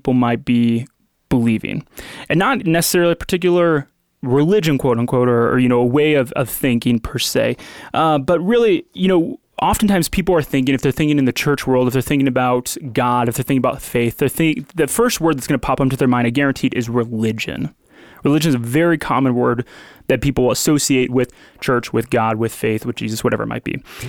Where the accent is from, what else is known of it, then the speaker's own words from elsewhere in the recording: Midwest, United States; I can even think about how, you know, me growing up in the Midwest.